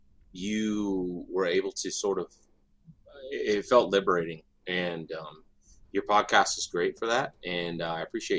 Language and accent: English; San Diego, California, United States; born there; I was born in San Diego. My father was a drill instructor.